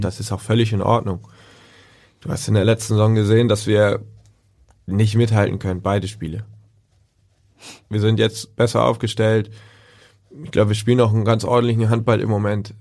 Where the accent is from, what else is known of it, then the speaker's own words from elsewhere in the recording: Altenholz, Schleswig-Holstein, Germany; also born or lived in Kiel; now in Hamburg, Germany; ich bin in Kiel sogar geboren, habe da kurz noch gewohnt und dann sind wir nach Altenholz gezogen. Da wohnen sie immer noch